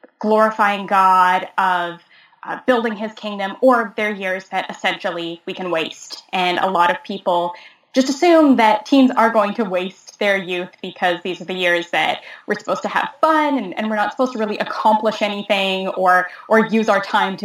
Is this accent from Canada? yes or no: yes; Eastern Canada, Canada; also born or lived in Halifax, Nova Scotia; I'm from Eastern Canada. I live in Halifax, Nova Scotia